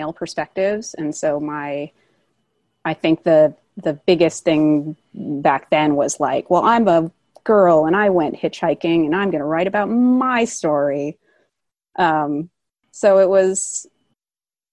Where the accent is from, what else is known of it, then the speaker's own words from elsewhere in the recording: Bay Area, California, United States; I grew up in the Bay Area.